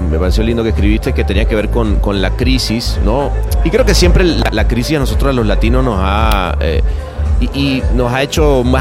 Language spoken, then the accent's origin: Spanish; Venezuela; en esa época trabajando en Venezuela. Bueno, obviamente siempre como venezolano vas diciendo, wow